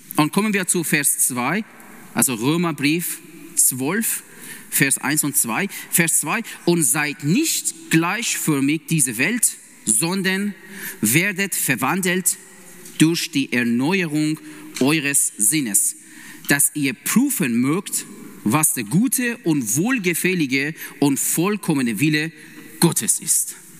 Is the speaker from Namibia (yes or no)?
no; Iran; German is a second language; also born or lived in Vienna, Austria; now in Siegen, Germany; ich komme ursprünglich aus dem Iran